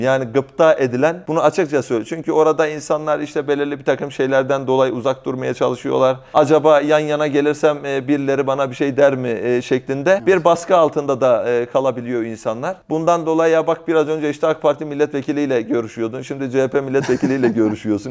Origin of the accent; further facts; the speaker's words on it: Malatya, Turkey; Yani ben dört kuşak önceden Konyalıyım, ancak doğma büyüme Malatyalıyım